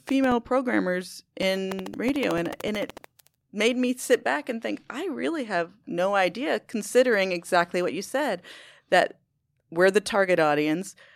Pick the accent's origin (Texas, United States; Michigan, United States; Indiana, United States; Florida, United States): Texas, United States; Houston; also born or lived in Teaneck, New Jersey / Westport, Connecticut / Austin, Texas; my dad got transferred down to run the division down in Texas in Houston. And so grew up in Houston